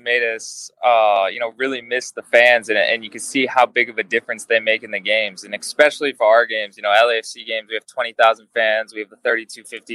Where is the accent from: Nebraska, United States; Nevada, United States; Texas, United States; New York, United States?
Nevada, United States; Las Vegas; also born or lived in Tucson, Arizona; now in Los Angeles, United States; I grew up in Las Vegas, and that is some intense heat.